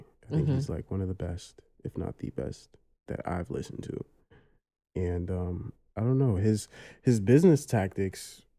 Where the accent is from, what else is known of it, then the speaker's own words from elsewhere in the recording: New York City, New York, United States; I grew up in Brooklyn.